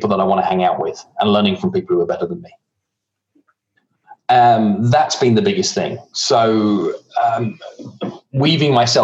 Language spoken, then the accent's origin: English; England, United Kingdom; moved away; I can't wait to be back in Blighty